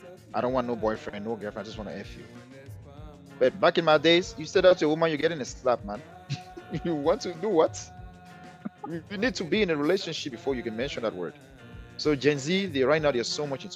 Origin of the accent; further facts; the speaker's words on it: Cameroon; moved away; we came from Cameroon